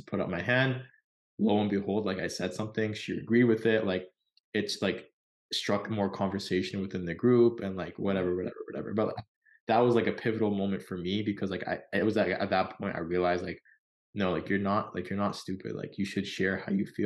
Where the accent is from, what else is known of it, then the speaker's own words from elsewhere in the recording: Canada; We're from Canada